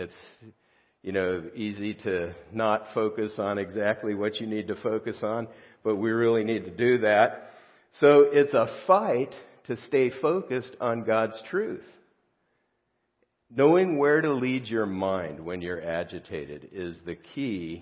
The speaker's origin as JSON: {"language": "English", "town": "South Gate", "region": "California", "country": "United States", "tie": "born or raised there", "said": "I grew up in Southgate, California, real close to downtown L.A."}